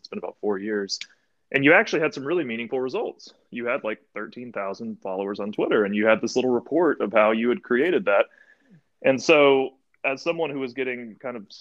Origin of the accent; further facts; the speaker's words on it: Tennessee, United States; I live in Tennessee.